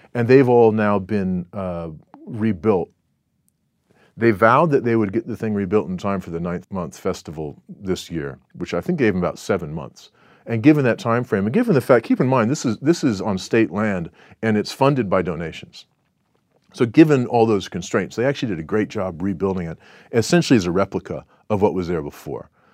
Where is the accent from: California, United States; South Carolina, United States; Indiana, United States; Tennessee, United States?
California, United States; Southern; moved away as an adult; now in Singapore; where I grew up in Southern California